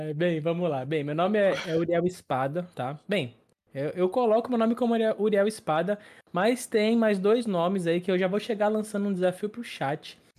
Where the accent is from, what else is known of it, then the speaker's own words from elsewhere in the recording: Santos, São Paulo, Brazil; also born or lived in São Vicente; eu sou natural é, de Santos, litoral de São Paulo, e moro em Santos, litoral de São Paulo